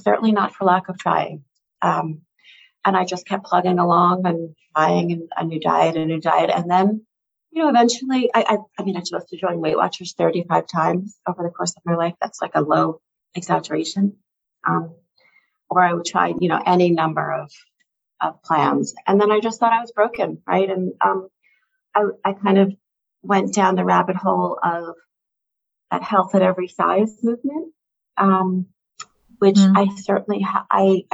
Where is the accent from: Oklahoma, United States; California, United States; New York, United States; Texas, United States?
New York, United States; the New York area, United States; I grew up in the New York area